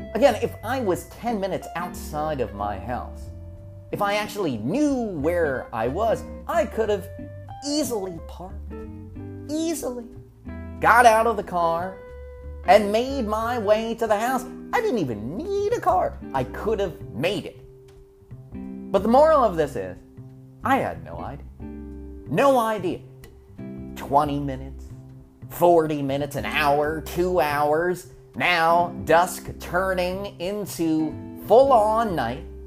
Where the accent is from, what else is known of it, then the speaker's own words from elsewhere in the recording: Berks County, Pennsylvania, United States; also born or lived in Norristown, Pennsylvania; When we moved from Norristown into the middle of nowhere, Berks County